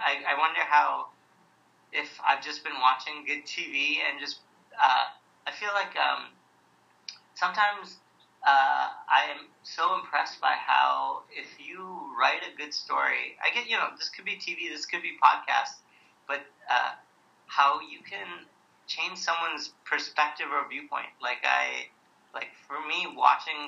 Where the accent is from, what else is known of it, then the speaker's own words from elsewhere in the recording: South India, India; I'm Indian. I come from the south of India